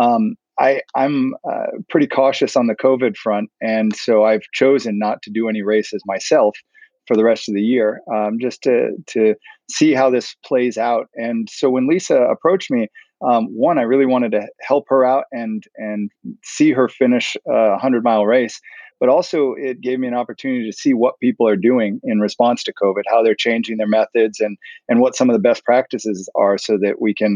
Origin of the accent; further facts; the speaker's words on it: Charlotte, North Carolina, United States; Charlotte's my hometown